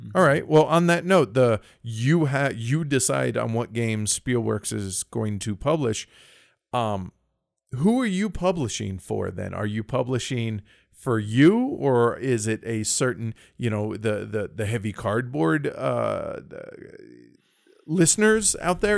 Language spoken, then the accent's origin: English; United States; as an American